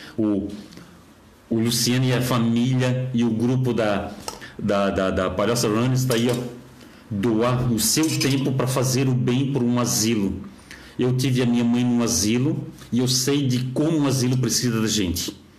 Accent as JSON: {"language": "Portuguese", "town": "Florianópolis", "region": "Santa Catarina", "country": "Brazil", "tie": "born or raised there", "said": "eu tenho orgulho de ser de Florianópolis, eu tenho orgulho de ter vindo aqui do Saco Grande 1, que hoje é João Paulo"}